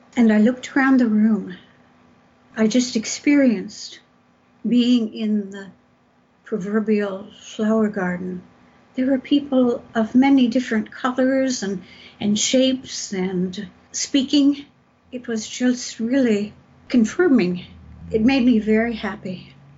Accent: San Gabriel Valley, Southern California, United States; I grew up in Southern California, out in the San Gabriel Valley, about 27 miles from Los Angeles

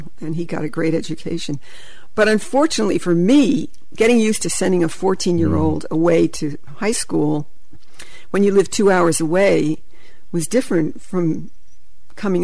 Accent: Teaneck, New Jersey, United States; moved away as an adult; also born or lived in Philadelphia / New York; now in Amherst, United States; I grew up in Teaneck

